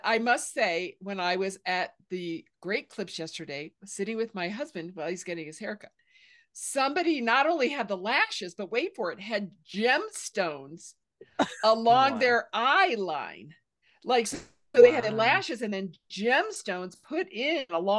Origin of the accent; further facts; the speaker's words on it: Indiana, United States; I'm from Indiana. We're simple folks there